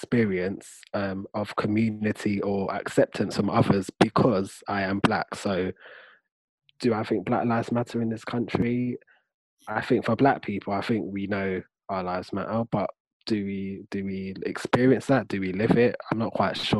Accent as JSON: {"language": "English", "country": "United Kingdom", "said": "as a Black person existing in the UK"}